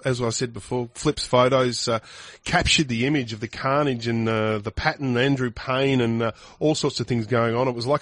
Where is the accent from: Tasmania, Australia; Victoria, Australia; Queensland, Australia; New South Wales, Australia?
Victoria, Australia; Geelong; I grew up in Geelong, and it's always been about the Cats.